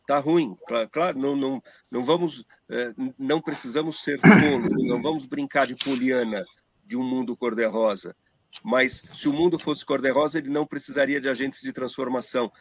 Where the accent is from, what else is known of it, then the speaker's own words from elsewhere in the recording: Brazil; nós somos brasileiros